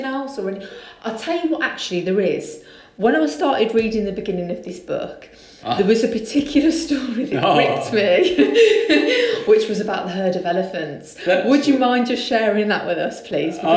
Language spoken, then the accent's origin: English; Redditch, West Midlands, United Kingdom; I live in Hunt End. I grew up in Lodge Park. Obviously, Redditch is quite green